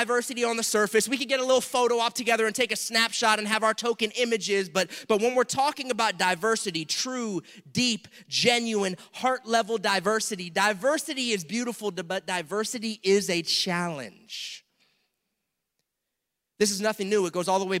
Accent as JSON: {"language": "English", "region": "South Florida", "country": "United States", "tie": "born or raised there", "said": "I grew up here in South Florida"}